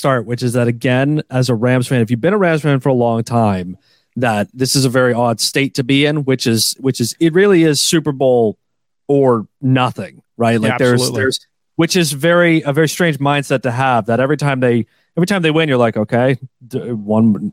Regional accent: Toronto, Ontario, Canada; I'm from Toronto.

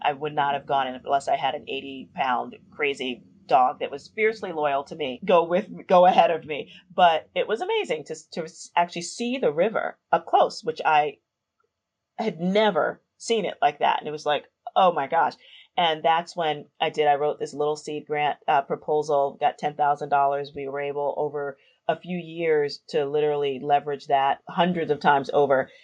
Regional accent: New York City, New York, United States; I grew up in the South Bronx in New York City, a little neighborhood called Hunts Point.

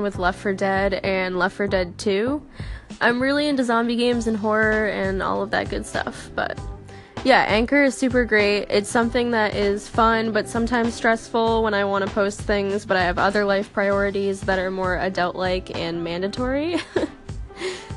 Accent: Massachusetts, United States; I'm from Massachusetts

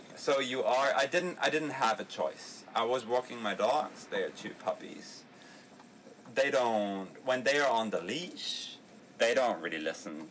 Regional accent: Berlin, Germany; we are from Berlin

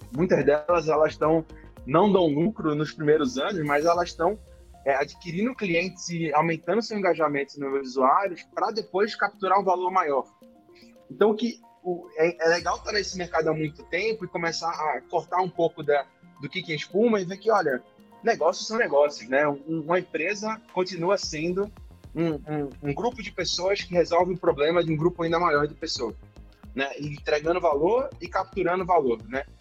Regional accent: Recife, Pernambuco, Brazil; Recife, que é de onde eu sou

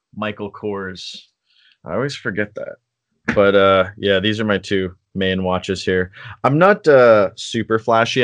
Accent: Canada; as a Canadian

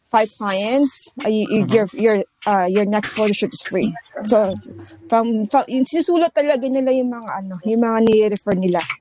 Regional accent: Philippines; ang advantage ng being Pinoy photographer

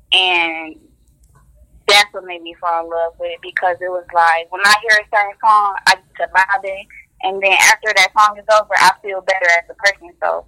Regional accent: Detroit, Michigan, United States; Detroit, East Side, born and raised.

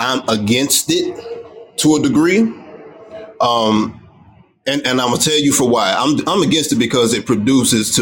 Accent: United States; me being African American

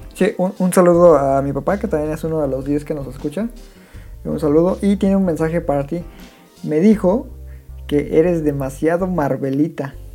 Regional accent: Mexico; yo como latino, como mexicano

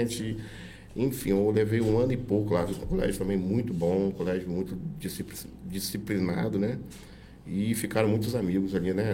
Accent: Brazil; Eu sou nascido em Guri, né? É, família de Murim

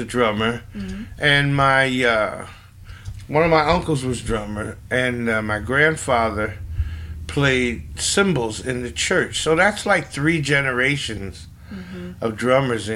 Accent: Pleasantville, New Jersey, United States; I'm from Pleasantville, New Jersey, which is 5 to 7 miles west of Atlantic City.

